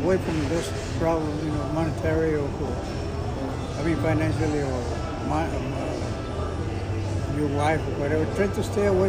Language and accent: English; Monterrey, Nuevo León, Mexico; English is a second language; moved away; Soy de Monterrey.